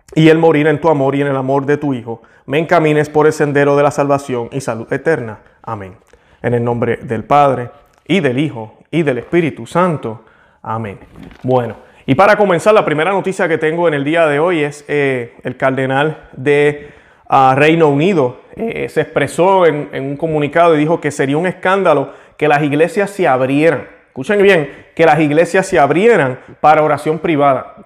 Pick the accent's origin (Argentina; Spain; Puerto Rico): Puerto Rico; yo que nací en Puerto Rico, es como decir, soy puertorriqueño